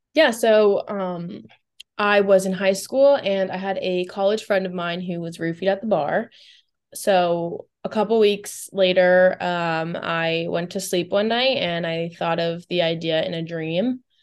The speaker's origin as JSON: {"language": "English", "town": "Boca Raton", "region": "Florida", "country": "United States", "tie": "born or raised there", "also_born_or_lived": "Tampa, Florida", "said": "So, I grew up in South Florida, um, specifically, like, Boca Raton, uh, Del Rey area."}